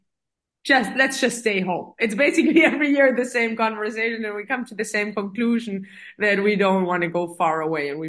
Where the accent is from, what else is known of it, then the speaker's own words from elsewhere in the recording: Metzingen, Baden-Württemberg, Germany; English is a second language; also born or lived in Filderstadt, Germany / Saudi Arabia; now in Stuttgart, Germany; my hometown is Metzingen, which is known for Hugo Boss and the outlet city. And that's about, 30 minutes down south of Stuttgart.